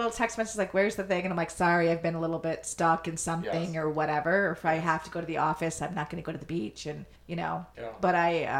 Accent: Chicago, Illinois, United States; I'm from Chicago and I've lived in Chicago and that's the body of water I know.

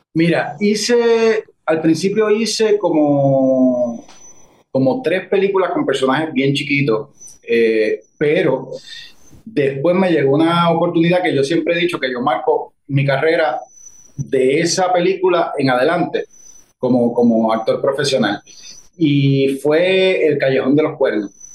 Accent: Guayanilla, Puerto Rico; also born or lived in Mayagüez; Yo soy de Guayanilla, como tú sabes. Y para mi época, pues aquí no había un club de teatro

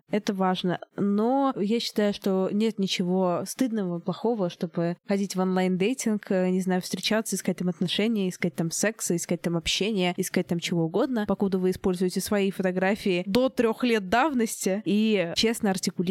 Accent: London, United Kingdom; Егор из Кубани, а я из Лондона.

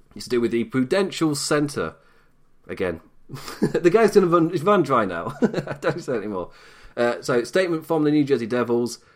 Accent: Nottingham, East Midlands, United Kingdom; I am from Nottingham. I'm a Notts lad.

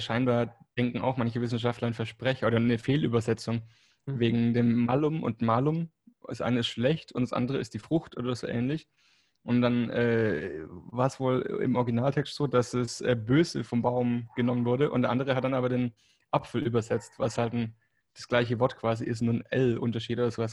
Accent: Germany; first language German; moved away as an adult; also born or lived in Spain; now in Barcelona, Spain; ich bin muttersprachlich Deutsch, in Deutschland aufgewachsen und ähm, ja, habe da dann 25 Jahre gewohnt, bis ich nach Spanien bin

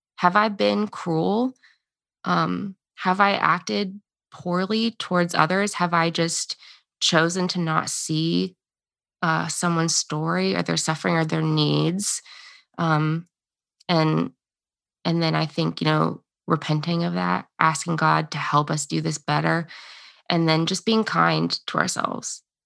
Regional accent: United States; the identity we've been given as Americans

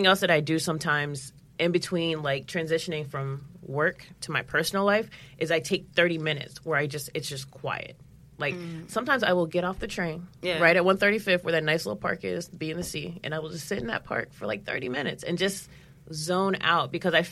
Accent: St. Louis, Missouri, United States; now in New York, United States; I'm from St. Louis

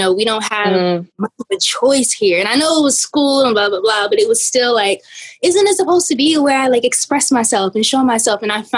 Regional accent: East Orange, New Jersey, United States; So I'm from East Orange, New Jersey, which has always been the seed of my inspiration.

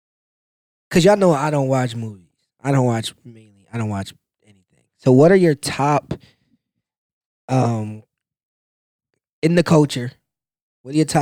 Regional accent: Philadelphia, Pennsylvania, United States; I'm from Philly

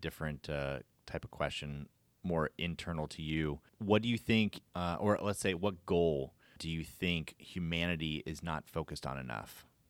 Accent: Florida, United States; I grew up in Florida

